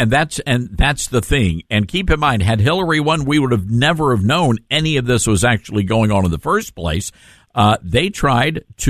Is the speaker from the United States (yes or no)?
yes; Memphis, Tennessee, United States; I'm live in Memphis, Tennessee, my hometown